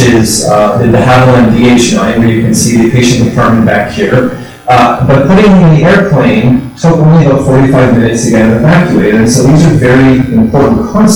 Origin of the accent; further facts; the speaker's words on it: Pennsylvania, United States; also born or lived in La Rochelle; now in Maryland, United States; I am from Pennsylvania originally, but this is where I work